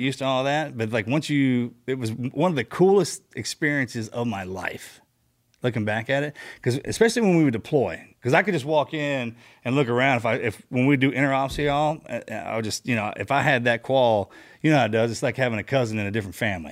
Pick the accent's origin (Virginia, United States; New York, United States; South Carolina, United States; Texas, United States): Texas, United States; we're from Texas